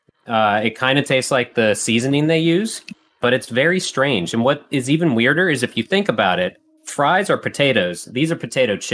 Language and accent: English; United States; I'm an American